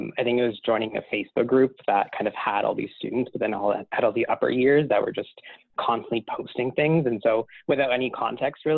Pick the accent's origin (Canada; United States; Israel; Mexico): Canada; Mississauga, Ontario; moved away as an adult; also born or lived in Montreal; now in Vancouver, Canada; I grew up in Mississauga, Ontario